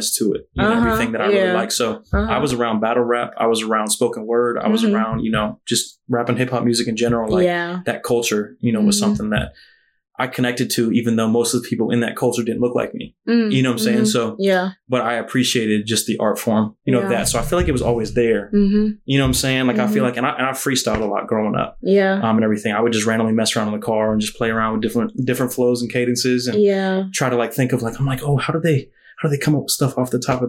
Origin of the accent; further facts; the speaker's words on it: Weddington, North Carolina, United States; moved away as an adult; also born or lived in Charlotte, North Carolina; now in Harrisonburg, United States; I am from Charlotte, North Carolina, but was raised in a little suburb, you know, kind of on the south side of Charlotte called Weddington, North Carolina.